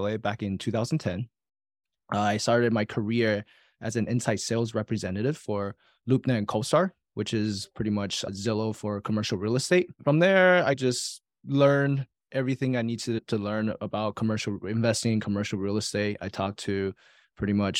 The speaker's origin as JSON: {"language": "English", "country": "Taiwan", "tie": "born or raised there", "moved": "yes", "said": "I was born and raised in Taiwan with saver's mentality."}